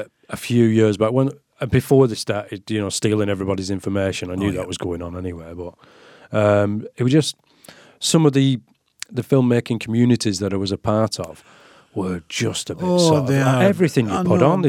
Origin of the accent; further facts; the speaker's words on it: Lancashire, North West England, United Kingdom; I'm from Lancashire